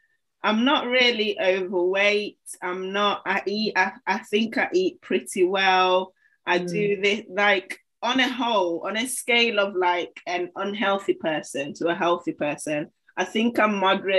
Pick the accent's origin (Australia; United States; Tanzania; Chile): Tanzania; Zanzibar; now in United Kingdom; the food that we eat in England compared to the food that you'd eat back home. So I'm from Zanzibar and I always go on about it.